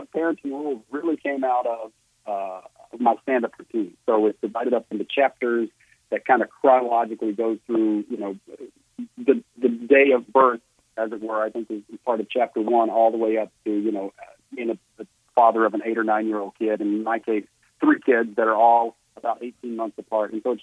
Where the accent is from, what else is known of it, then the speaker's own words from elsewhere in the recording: Virginia, United States; now in Los Angeles, United States; I grew up in Virginia